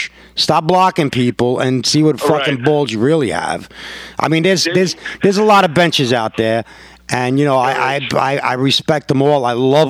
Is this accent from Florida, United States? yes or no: no; New York, United States; I'm like, yo, I'm from New York. I don't give a fuck what you think.